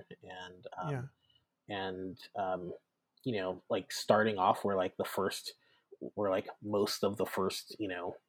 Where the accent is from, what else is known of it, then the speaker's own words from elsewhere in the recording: the South, United States; And then I think also my identity as a Southerner comes into play.